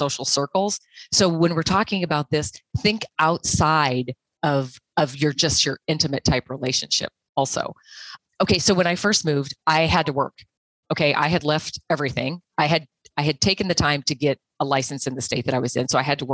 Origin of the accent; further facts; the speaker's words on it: Montana, United States; I'm from Montana.